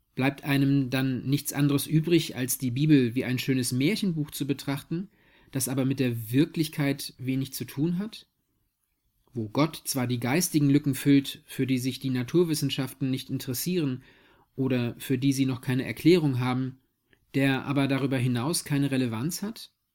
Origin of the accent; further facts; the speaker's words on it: Kolborn, Lower Saxony, Germany; ich komme aus Kolborn